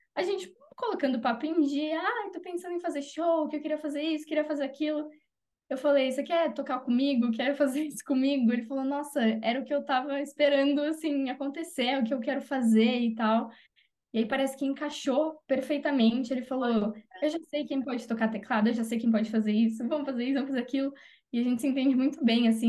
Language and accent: Portuguese; Jundiaí, São Paulo, Brazil; moved away; Jundiaí, que é a minha cidade do coração, onde eu nasci, cresci